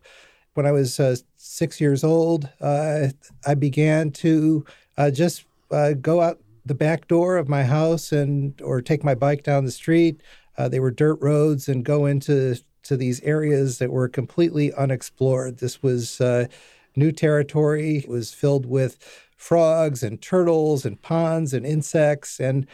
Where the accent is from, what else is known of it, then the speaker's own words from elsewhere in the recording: Detroit, Michigan, United States; I was born and raised in Detroit, Michigan. I moved across the north border of the city, place that was made famous in a movie a few years ago called 8 Mile Road, and moved between 8 and 9 Mile Road